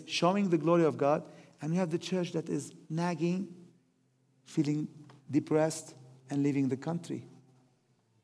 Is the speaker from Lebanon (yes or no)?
yes; Lebanon; moved away; I say, from Lebanon